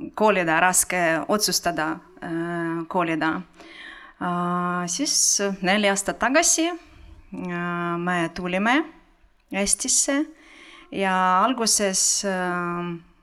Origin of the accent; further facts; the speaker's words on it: Ukraine; Estonian is a second language; moved away as an adult; now in Estonia; ma olen pärit Ukrainast